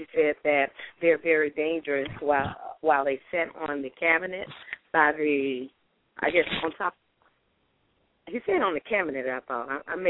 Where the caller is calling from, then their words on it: Tennessee, United States; In Tennessee.